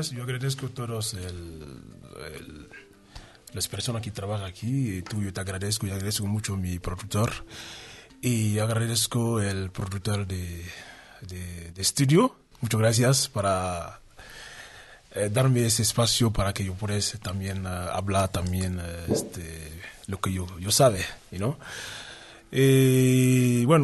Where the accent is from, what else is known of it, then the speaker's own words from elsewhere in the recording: Dakar, Senegal; De Dakar.